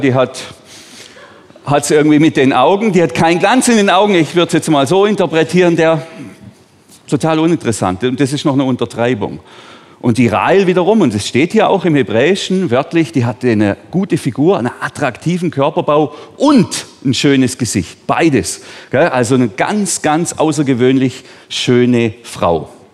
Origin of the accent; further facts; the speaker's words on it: Bambergen, Baden-Württemberg, Germany; Ich bin hier in Bambergen aufgewachsen, also auf einem Hof ganz neben diesem Dorf da unten in Bambergen